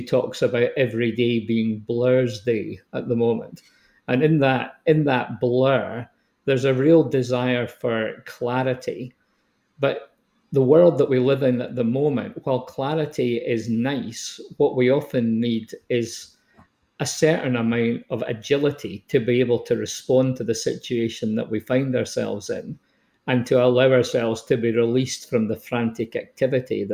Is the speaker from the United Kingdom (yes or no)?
yes; Scotland, United Kingdom; accent: Scottish; moved away as an adult; also born or lived in Stirling / Edinburgh / New Zealand; now in Canada; You can tell from my accent that I'm from Old Scotia.